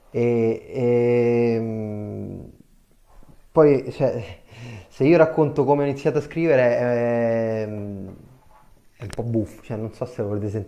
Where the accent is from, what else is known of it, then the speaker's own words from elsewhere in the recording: Tarquinia, Lazio, Italy; e poi all'improvviso nel mio paese, che io sono in un paesino in provincia di Viterbo, si chiama Tarquinia